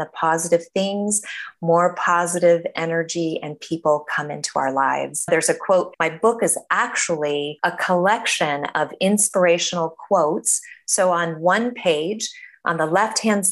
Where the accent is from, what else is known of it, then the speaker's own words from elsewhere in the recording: Denver, Colorado, United States; moved away as an adult; also born or lived in San Diego, California; I was born and raised in Denver, Colorado.